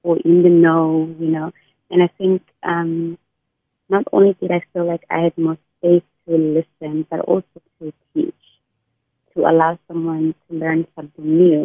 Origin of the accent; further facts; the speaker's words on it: Eastern Cape, South Africa; moved away as an adult; now in Cape Town, South Africa; I'm a South African woman. And I, somebody that comes from the Eastern Cape, I came to Cape Town to pursue my studies